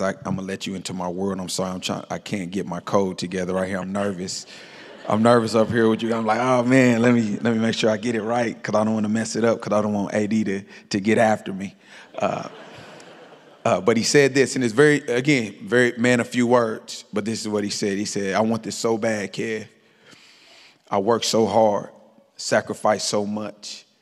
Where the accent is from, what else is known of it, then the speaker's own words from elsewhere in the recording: Kansas City, Missouri, United States; moved away; Born and raised in Kansas City, Missouri